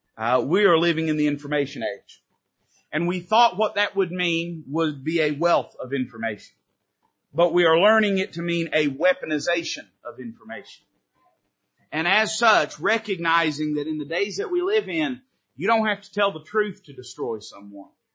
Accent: United States; I'm not saying that I'm not proud to be an American

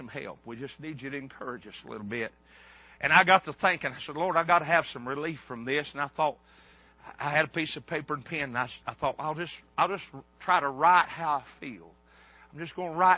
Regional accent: United States; a hillbilly from the mountains

